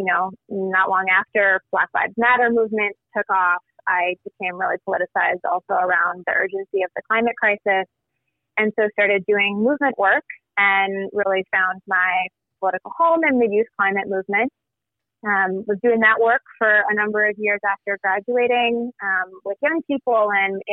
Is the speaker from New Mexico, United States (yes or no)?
no; Racine, Wisconsin, United States; I am from Racine, born and raised, and we are not far from you. We're in southeastern Wisconsin